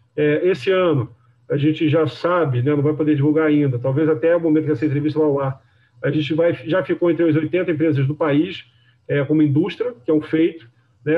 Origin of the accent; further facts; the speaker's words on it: Rio de Janeiro, Brazil; eu sou carioca